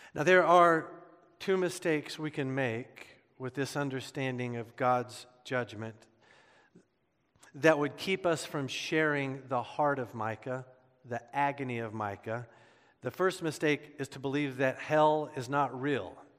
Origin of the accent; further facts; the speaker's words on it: Midwest, United States; Growing up in the Midwest